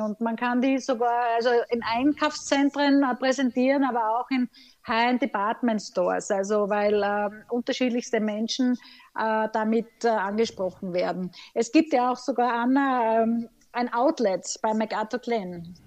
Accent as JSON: {"language": "German", "town": "Graz", "region": "Styria", "country": "Austria", "tie": "born or raised there", "said": "in meiner Heimat Graz"}